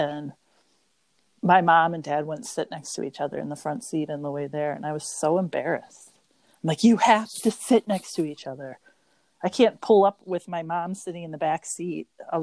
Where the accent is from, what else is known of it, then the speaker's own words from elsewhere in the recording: Rochester Hills, Michigan, United States; I grew up in Rochester Hills